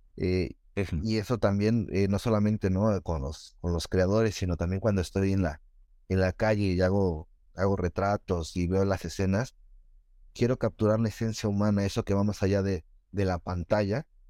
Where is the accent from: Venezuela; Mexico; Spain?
Mexico; Nezahualcóyotl, State of Mexico; crecí en Ciudad Neza